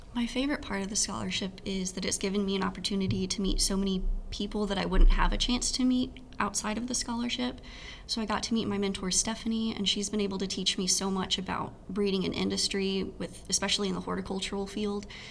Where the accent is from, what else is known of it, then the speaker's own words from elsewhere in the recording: Texas, United States; moved away as an adult; now in Ames, United States; growing up in Texas